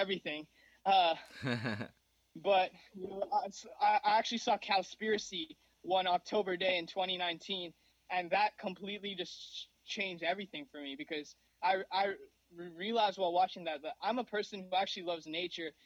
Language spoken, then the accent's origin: English; New Jersey, United States; also born or lived in Mumbai, India; I grew up in Mumbai, India till I was 4 years old. That's where I was born. And now I'm 23, living in New Jersey. I've been living here since I was four in the United States